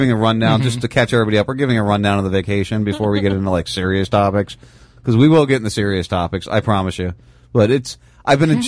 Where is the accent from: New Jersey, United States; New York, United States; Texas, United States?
New Jersey, United States; moved away; also born or lived in Pennsylvania; where I grew up in South Jersey, was very flat land